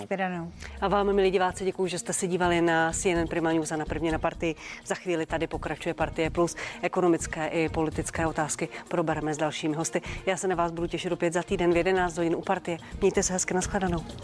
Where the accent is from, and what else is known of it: Czechia